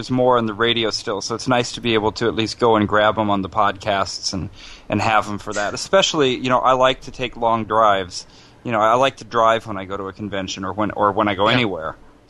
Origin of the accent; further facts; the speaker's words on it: Baltimore, Maryland, United States; I'm from Baltimore.